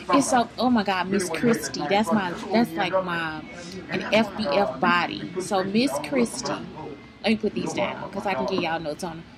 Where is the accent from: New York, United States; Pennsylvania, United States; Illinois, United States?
Illinois, United States; East St. Louis; now in Texas, United States; I'm from East St. Louis, Illinois.